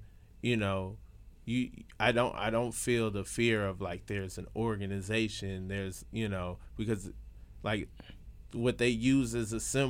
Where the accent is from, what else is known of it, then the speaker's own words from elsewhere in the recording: Atlanta, Georgia, United States; I'm from Atlanta. You know what I'm saying? like that's Home Depot town.